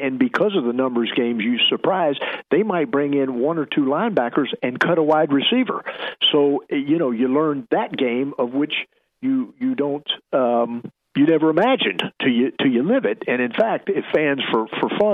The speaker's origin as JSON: {"language": "English", "town": "Tampa", "region": "Florida", "country": "United States", "tie": "born or raised there", "said": "I grew up in Tampa, played at Plant High School"}